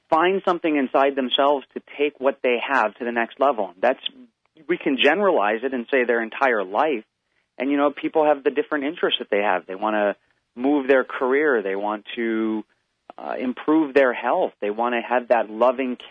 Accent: Hawaii, United States; I grew up in Hawaii, and I grew up in the islands.

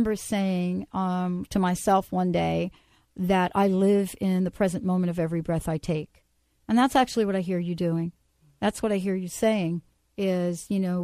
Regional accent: East Coast, United States; I grew up on the East Coast

